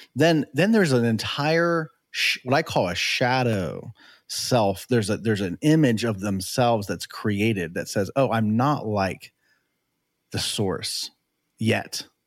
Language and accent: English; United States; I was born here